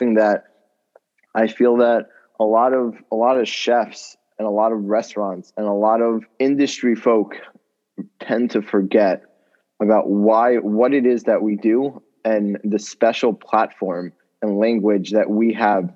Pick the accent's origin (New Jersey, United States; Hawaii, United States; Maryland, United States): Maryland, United States; College Park; I grew up as the son of the Chabad rabbi at the University of Maryland in College Park